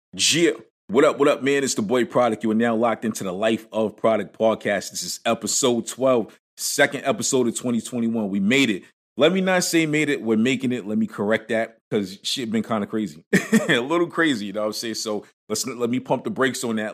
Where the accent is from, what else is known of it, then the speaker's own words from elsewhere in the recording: New York City, New York, United States; growing up in Brooklyn